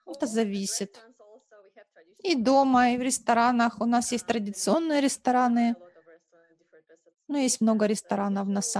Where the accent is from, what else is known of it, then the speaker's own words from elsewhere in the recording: Moldova; В той части страны, откуда я родом, это, ну, даже вот в селе, где я жила, родилась, и э, городок рядом, близлежащий